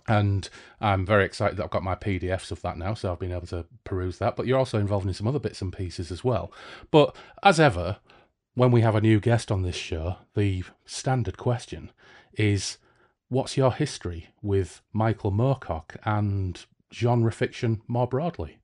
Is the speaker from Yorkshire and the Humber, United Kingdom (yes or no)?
yes; Hull, Yorkshire and the Humber, United Kingdom; now in Bradford, United Kingdom; I'm from Hull